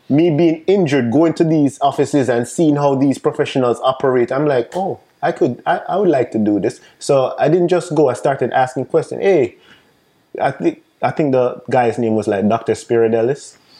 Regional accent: Jamaica; accent: Jamaican; also born or lived in New York State; now in United States; I'm, I'm Jamaican, if you guys don't realize mm-hmm. by the accent. Um, so coming from Jamaica

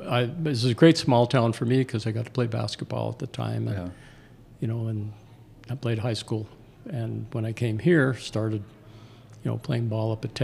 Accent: Shenandoah, Pennsylvania, United States; now in Butte, United States; I grew up in Shenandoah, Pennsylvania, a small mining town.

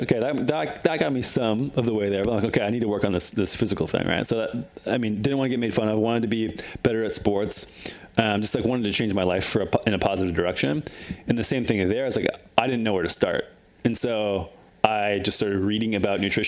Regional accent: Midwest, United States; moved away; I grew up in the Midwest

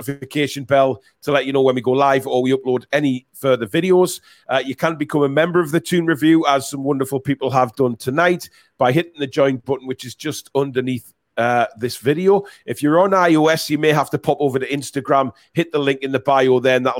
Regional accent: England, United Kingdom; we're English

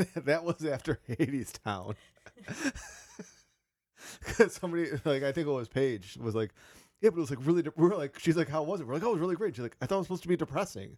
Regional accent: Cleveland, Ohio, United States; I'm from Cleveland

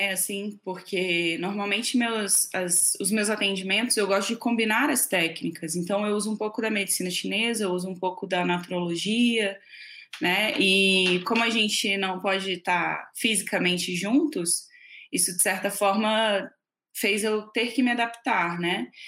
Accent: Rio de Janeiro, Brazil; é, sou carioca, mas uma carioca um pouco falsificada, que eu já morei mais fora do Rio do que no Rio.

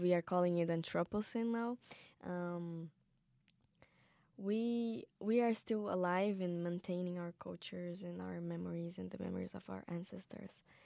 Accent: Pataxó Nation, south of Bahia, Brazil; I'm indigenous from the Patasha Nation, south of Bahia in Brazil.

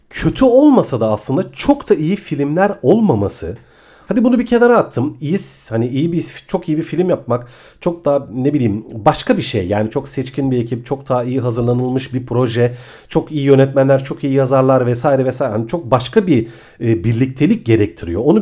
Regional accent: Ayvalık, Balıkesir, Turkey; now in Istanbul, Turkey; Hani benim için önemine ben aslında Ayvalıklıyım. 11 yıl kadar önce İstanbul'a taşındım.

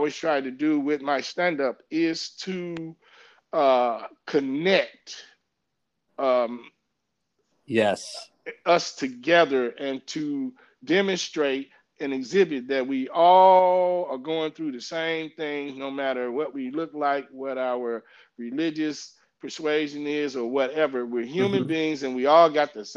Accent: St. Louis, Missouri, United States; now in Washington, United States; we are from St. Louis, you know, in the Midwest

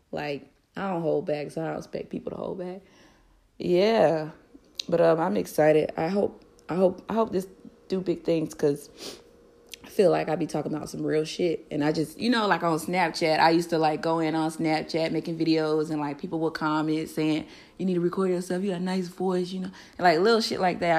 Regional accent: Florida, United States; moved away as an adult; also born or lived in Fort Lauderdale / Tallahassee; I'm from Florida. I lived in Fort Lauderdale and Tallahassee all of my life, um, between the two cities

